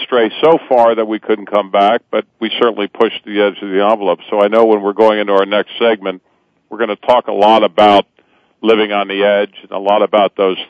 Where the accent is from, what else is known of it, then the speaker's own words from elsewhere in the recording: Cincinnati, Ohio, United States; growing up in North Avondale in a great community in Cincinnati, Ohio